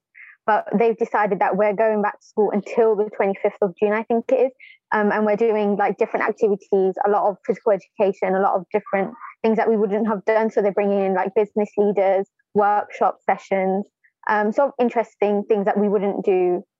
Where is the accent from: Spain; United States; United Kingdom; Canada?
United Kingdom; Birmingham, West Midlands; I'm from Birmingham.